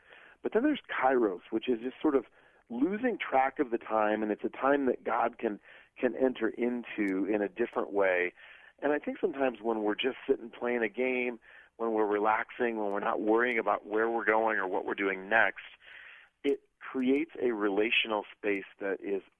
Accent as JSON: {"language": "English", "region": "Iowa", "country": "United States", "tie": "born or raised there", "said": "I grew up in Iowa, so I know what that feels like."}